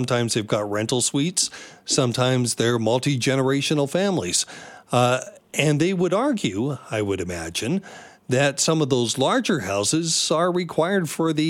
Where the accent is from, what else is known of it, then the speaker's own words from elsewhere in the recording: Tsawwassen, British Columbia, Canada; I grew up in the Lower Mainland in Tawasin and in a very typical home for a four-person family, which is what we had.